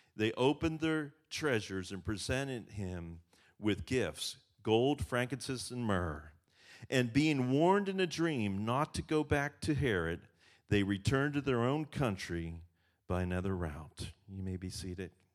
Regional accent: Western Pennsylvania, United States; I grew up in Western Pennsylvania, where I grew up, bushes were privacy

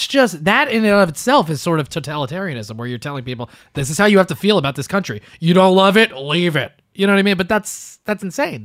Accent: Canada; Yeah, fuck America, bro. I'm Canadian all the way.

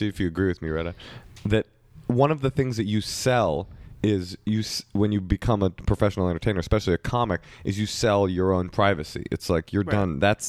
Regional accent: Oakland, California, United States; I'm actually from Oakland.

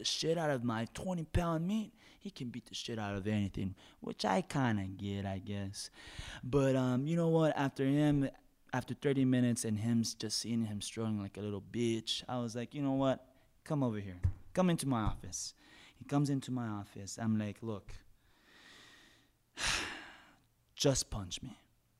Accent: Oak Cliff, Texas, United States; I come from I come from Oak Cliff, which is not in such a good area, but it's okay because I have my own business now.

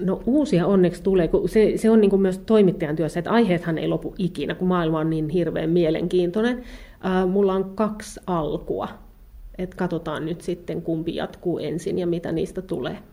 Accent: Kerava, Uusimaa, Finland; also born or lived in Ostrobothnia; mä olen siis lapsuuteni asunut Keravalla. Joo, mä oon syntyisin, syntyisin Pohjanmaalta, mutta tota, kyllä ne on mun lapsuuden maisemia

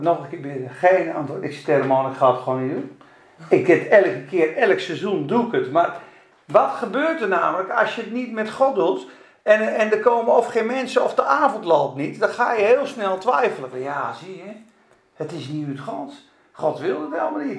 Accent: Spakenburg, Utrecht, Netherlands; moved away as an adult; also born or lived in Zeeland / Rotterdam / Amsterdam; Ik ben geboren in Spakenburg. En de eerste twintig jaar van mijn leven een beetje in de kerk.

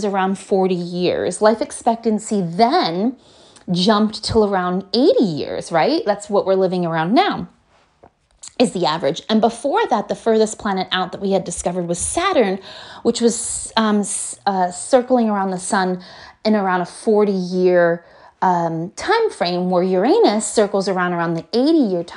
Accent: United States; I'm from America

